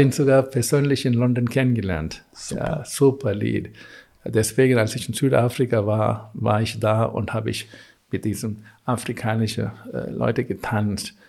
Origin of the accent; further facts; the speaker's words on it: South India, India; German is a second language; also born or lived in Augsburg; now in Germany; ich komme aus Südindien